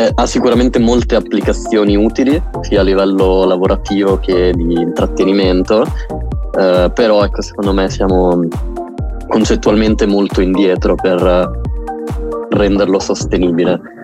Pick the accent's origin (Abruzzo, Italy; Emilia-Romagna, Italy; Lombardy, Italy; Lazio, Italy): Emilia-Romagna, Italy; noi emiliano romagnoli